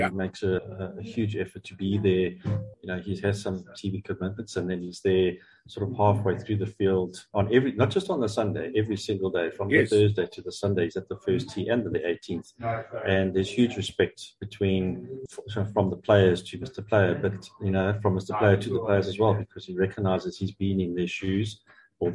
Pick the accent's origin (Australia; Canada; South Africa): South Africa; It's truly Africa's major, and we're proudly South African.